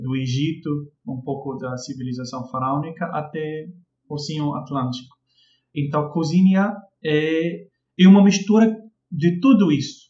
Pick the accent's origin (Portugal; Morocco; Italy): Morocco; Casablanca, Casablanca-Settat; Portuguese is a second language; moved away as an adult; now in Rio de Janeiro, Brazil; eu sou do Marrocos, eh, eu vim da Casablanca